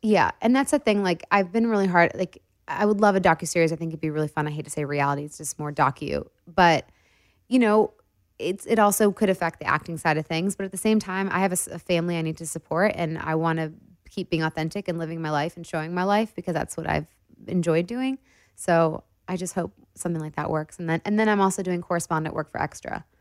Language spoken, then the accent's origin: English; Detroit, Michigan, United States; we're both from Detroit